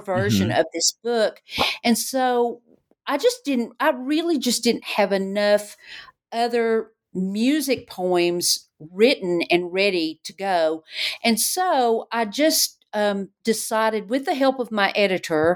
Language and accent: English; Knoxville, Tennessee, United States; growing up in Knoxville